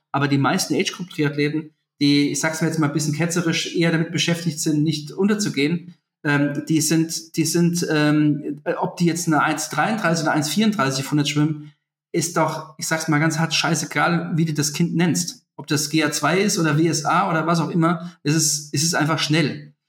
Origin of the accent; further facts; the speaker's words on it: Germany; bei uns in Deutschland